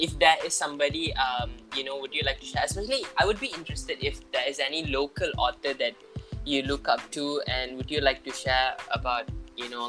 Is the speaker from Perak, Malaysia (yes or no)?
yes; Ipoh, Perak, Malaysia; I'm from Ipoh.